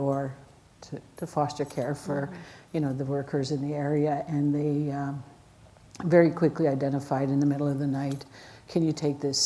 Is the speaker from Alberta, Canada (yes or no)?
yes; Alexander First Nation, Alberta, Canada; I grew up in the Alexander First Nation